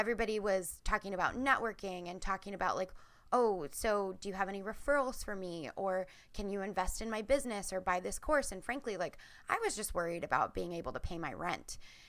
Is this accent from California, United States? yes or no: no; Reading, Pennsylvania, United States; moved away as an adult; now in Portland, United States; So I'm originally from Pennsylvania. I live in Portland, Oregon now. And so completely across the country.